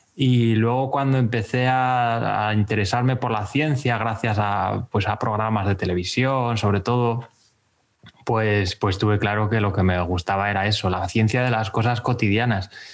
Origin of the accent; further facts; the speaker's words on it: Béjar, Castile and León, Spain; moved away as an adult; now in Gijón, Spain; Vivo en Gijón desde hace 10 años, pero me fui de Bejar con 18 ya